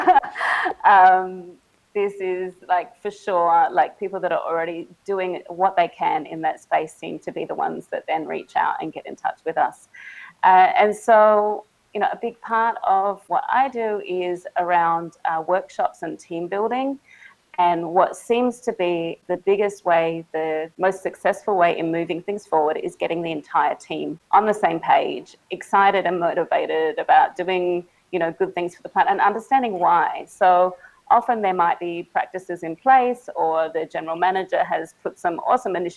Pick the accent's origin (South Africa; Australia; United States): Australia; Adelaide, South Australia; moved away as an adult; now in Siem Reap, Cambodia; I'm from Adelaide in Australia, though I'm calling you from Siem Reap in Cambodia